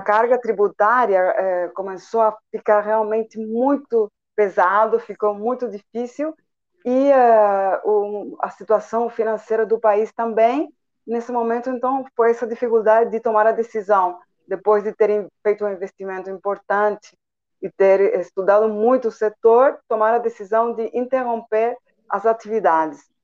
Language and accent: Portuguese; Santiago, Santiago Metropolitan Region, Chile; first language Spanish; Portuguese is a second language; moved away as an adult; also born or lived in São Paulo, Brazil; now in Itajubá, Brazil; eu sou de outro país, sou do Chile, é, de Santiago